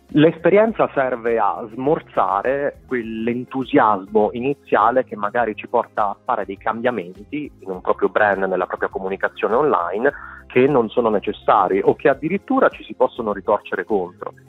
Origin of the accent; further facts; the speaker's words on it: Molise, Italy; first language Italian; moved away as an adult; also born or lived in Taiwan; now in Berlin, Germany; Io sono originario del Molise